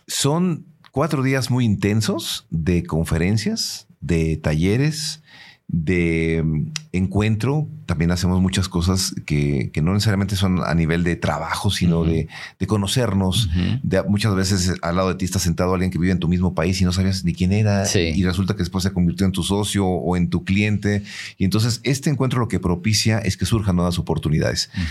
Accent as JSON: {"language": "Spanish", "region": "San Luis Potosí", "country": "Mexico", "said": "nosotros como potosinos también cantamos y, tenemos nuestro propio acento"}